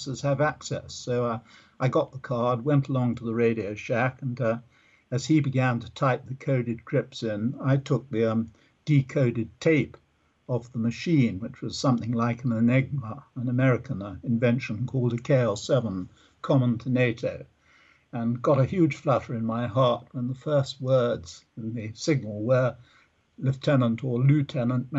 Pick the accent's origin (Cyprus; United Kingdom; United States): United Kingdom; London; now in Portsmouth, United Kingdom; my mother, who was the first female officer in the London Fire Brigade, we were near London. It's like just in the outskirts of London, near a lovely park called Richmond Park in the southwest of London.